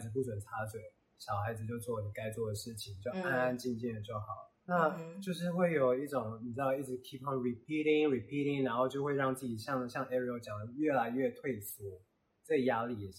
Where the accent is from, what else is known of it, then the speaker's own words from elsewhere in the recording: Taiwan; 我们台湾人